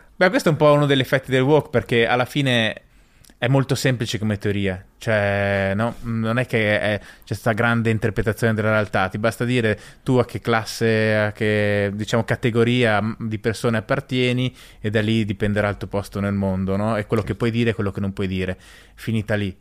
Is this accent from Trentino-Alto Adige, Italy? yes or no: yes; Bolzano, Trentino-Alto Adige, Italy; io sono originario di Bolzano